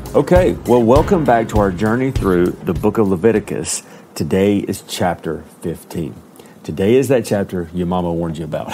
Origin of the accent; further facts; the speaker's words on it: Alabama, United States; I am from Alabama